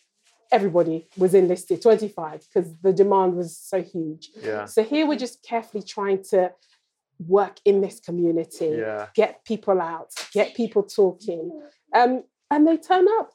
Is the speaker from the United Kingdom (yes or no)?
yes; London, United Kingdom; I was born in Lambeth down the road